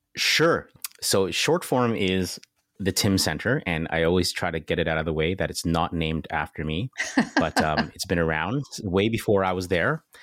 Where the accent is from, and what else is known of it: Canada